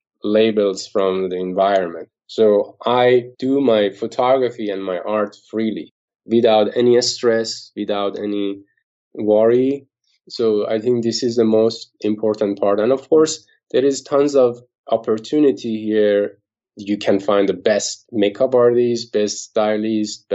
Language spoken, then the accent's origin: English; Iran; moved away as an adult; also born or lived in Dubai, United Arab Emirates; now in New York, United States; my country because of the government and Iran